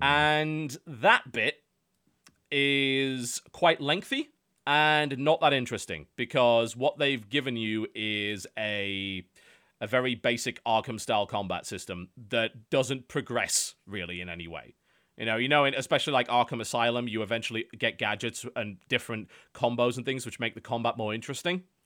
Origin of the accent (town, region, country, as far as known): United Kingdom